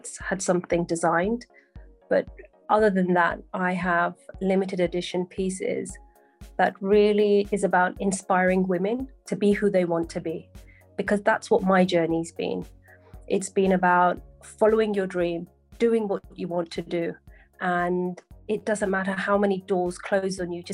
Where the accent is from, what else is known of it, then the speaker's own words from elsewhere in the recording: Sunbury-on-Thames, South East England, United Kingdom; I grew up in a town called Sunbury-on-Thames, and the upbringing was really nice.